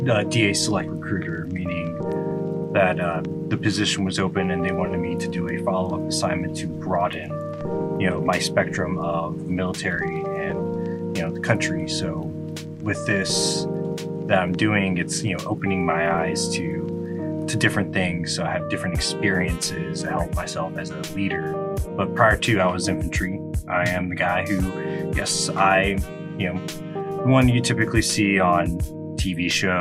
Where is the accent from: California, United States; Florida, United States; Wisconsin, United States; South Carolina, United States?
South Carolina, United States; Charleston; moved away as an adult; also born or lived in Atlanta, Georgia / Washington State; I'm actually from Charleston, South Carolina